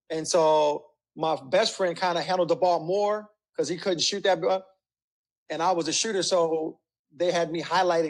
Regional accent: Compton, California, United States; I grew up in Compton to a single family.

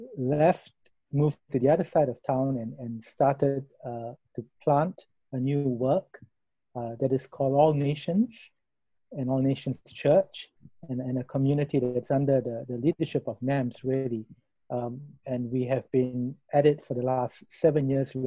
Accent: Singapore; moved away as an adult; also born or lived in Colchester, England; now in Bangkok, Thailand; I'm Singaporean, but my parents are Sri Lankan

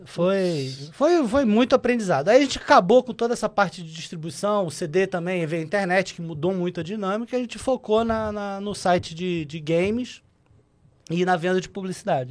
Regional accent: Rio de Janeiro, Brazil; Eu sou carioca

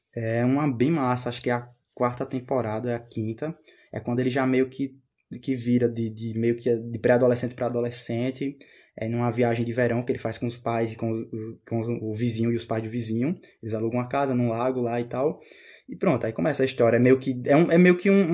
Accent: Brazil; eu sou brasileiro

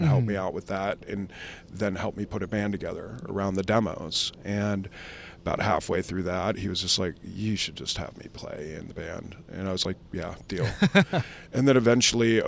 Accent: a rural town outside of Cleveland, Ohio, United States; moved away; growing up in a rural town outside of Cleveland.

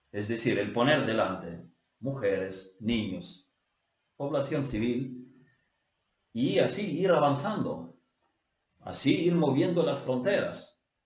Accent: Ukraine; Estamos con el pueblo ucraniano. Yo estoy con mi pueblo

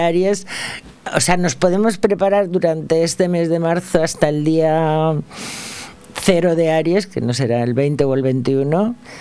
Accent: Valencia, Valencian Community, Spain; yo nací en Ruzafa

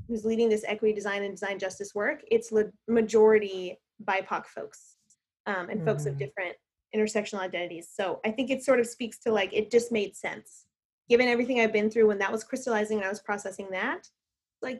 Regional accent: Little Rock, Arkansas, United States; also born or lived in Texas; First, we were in Texas and then Arkansas. So I grew up mostly in Little Rock

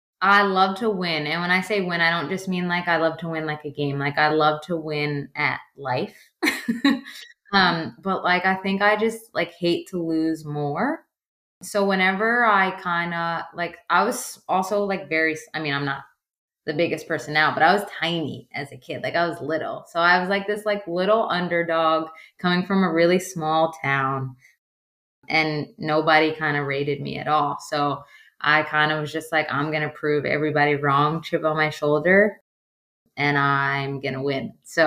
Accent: Metuchen, New Jersey, United States; Well, Metuchen's a tiny, tiny, tiny town. So, like, I grew up on a dead-end street.

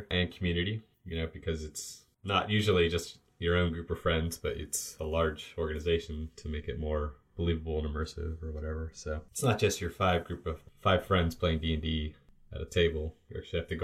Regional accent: outside of Pittsburgh, Western Pennsylvania, United States; we grew up in Western Pennsylvania, outside of Pittsburgh

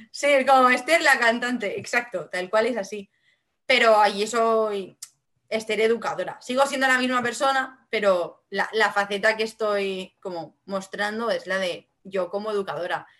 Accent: Vinaròs, Valencian Community, Spain; first language Catalan (Valencian); Spanish is a second language; mi lengua materna es el catalán, el valenciano

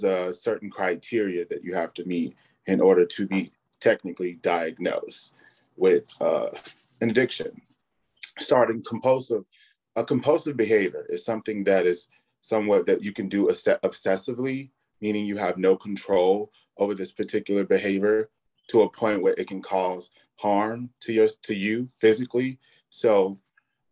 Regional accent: Chicago, Illinois, United States; I'm also born and raised in the Chicagoland area.

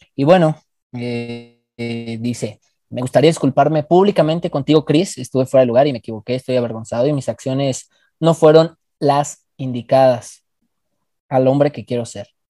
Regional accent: Mexico; Soy más mexicano

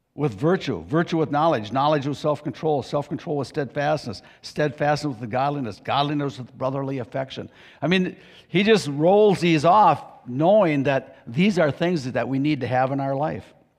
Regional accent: United States; I grew up in Pierce County

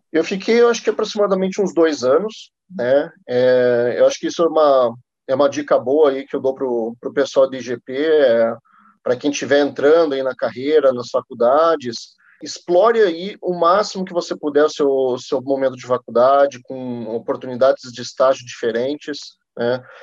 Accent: Curitiba, Paraná, Brazil; moved away as an adult; now in São Paulo, Brazil; Nascido em Curitiba, estou morando em São Paulo faz dois anos e meio

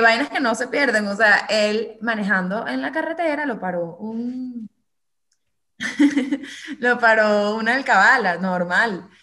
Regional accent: Venezuela; somos los, mismos venezolanos

